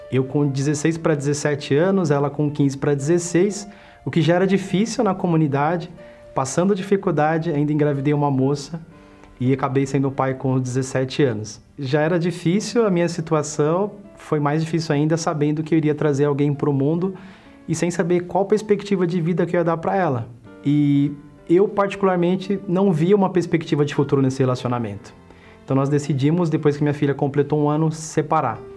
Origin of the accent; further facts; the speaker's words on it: São Paulo, Brazil; tenho 38 anos, sou bancário e empresário. Eu nasci aqui em São Paulo mesmo.